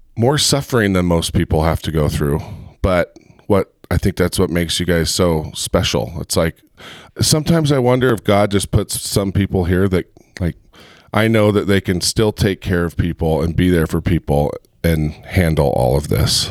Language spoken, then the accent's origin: English; Heber, Utah, United States; I grew up in Heber, and, you know, back in high school in Heber, it was teeny.